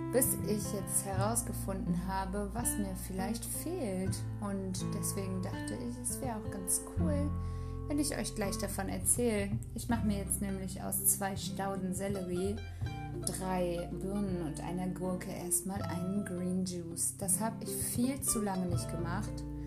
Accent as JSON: {"language": "German", "town": "Rostock", "region": "Mecklenburg-Vorpommern", "country": "Germany", "said": "Ich komme aus Rostock."}